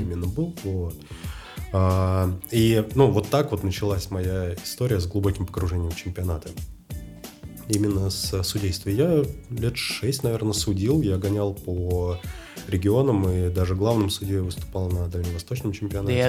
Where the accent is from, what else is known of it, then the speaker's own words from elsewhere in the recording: Moscow, Russia; Я родился в 85-м. Так. В Москве.